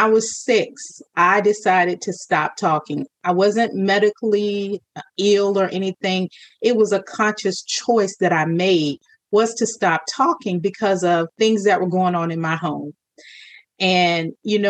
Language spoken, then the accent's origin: English; Virginia, United States; I'm from Virginia